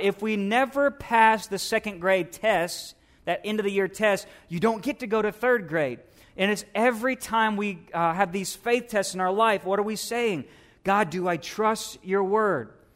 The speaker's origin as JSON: {"language": "English", "country": "United States", "said": "we as American Christians"}